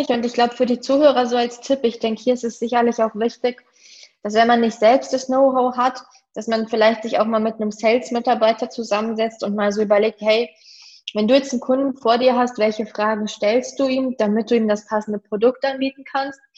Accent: Germany; Das ist für mich als Deutsche manchmal ein bisschen schwierig.

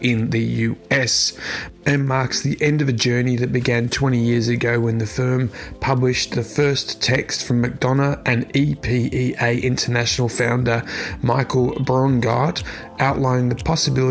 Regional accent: Australia; my home country of Australia

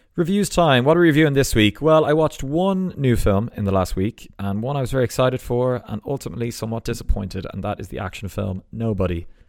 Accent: Ballsbridge, Leinster, Ireland; accent: Ballsbridge twang; my accent

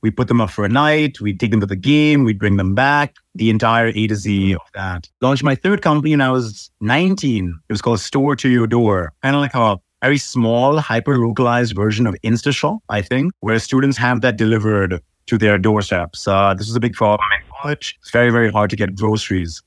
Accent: Sharjah, United Arab Emirates; also born or lived in Dubai, UAE / Iowa, United States; I was born in Dubai, but I actually grew up in a satellite city of Dubai. It's called Sharjah

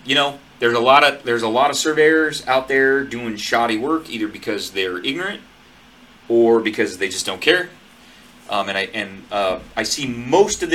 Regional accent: Northwest Montana, United States; now in Central California, United States; I grew up in Northwest Montana

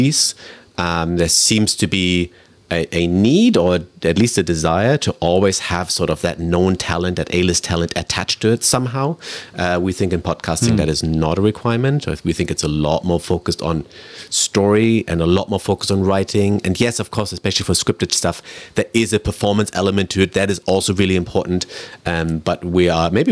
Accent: Germany; also born or lived in United Kingdom; now in Vancouver, Canada; I grew up in Germany and I lived in the UK. I've been in Canada for 10 years

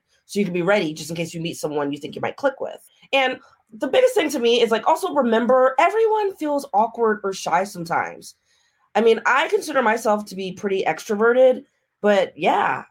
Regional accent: Maryland, United States; moved away as an adult; I'm from Maryland. I came out here for college back in the day.

